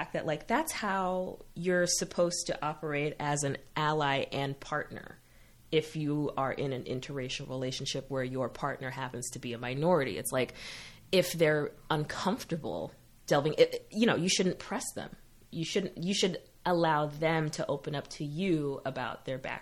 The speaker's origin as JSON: {"language": "English", "region": "Massachusetts", "country": "United States"}